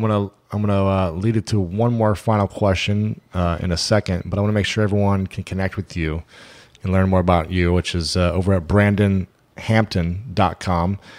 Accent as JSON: {"language": "English", "region": "Ohio", "country": "United States", "said": "I'm from Ohio."}